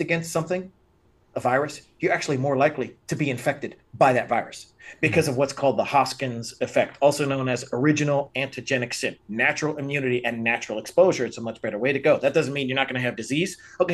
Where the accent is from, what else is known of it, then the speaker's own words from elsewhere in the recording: Pennsylvania, United States; now in Las Vegas, United States; I grew up in Pennsylvania. We had 20 head of cattle on our farm